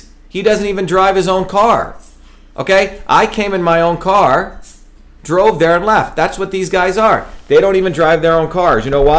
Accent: India; moved away as an adult; now in Massachusetts, United States; But I'm an untouchable from India. We don't care about that. I came to America because we're not supposed to have an aristocracy.

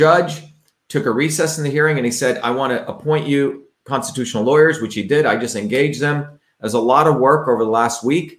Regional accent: India; also born or lived in New Jersey; now in United States; growing up in India, when I realized that I grew up in a caste system, that we were treated differently because of where we were born in, came to the United States, grew up in the working class towns of New Jersey.

